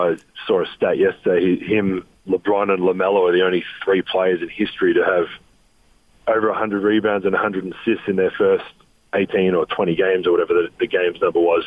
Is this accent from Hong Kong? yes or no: no; Adelaide, South Australia, Australia; moved away as an adult; also born or lived in Europe; now in Salt Lake City, United States; growing up in Australia, we we don't celebrate Thanksgiving